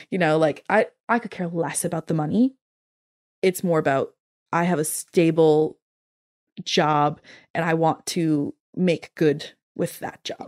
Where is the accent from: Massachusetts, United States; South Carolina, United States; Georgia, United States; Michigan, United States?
Massachusetts, United States; moved away as an adult; now in London, United Kingdom; I grew up in Massachusetts